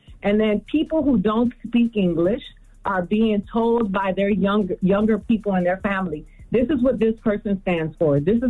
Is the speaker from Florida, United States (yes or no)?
yes; Miami, Florida, United States; Like, I grew up in Miami, and I remember Jamaicans and Bahamians having such an anti-Yankee sentiment